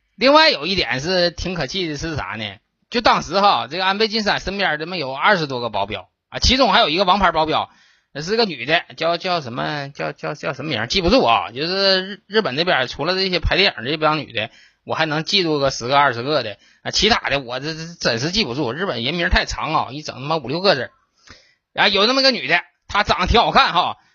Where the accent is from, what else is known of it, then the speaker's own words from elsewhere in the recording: Northeast China, China; 咱们东北人